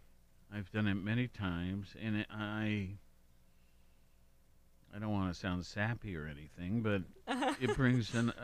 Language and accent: English; Worthington, Ohio, United States; moved away as an adult; also born or lived in Honolulu, Hawaii / Los Angeles / Denver / Washington, D.C.; now in Athens, United States; I was raised in Columbus or Worthington.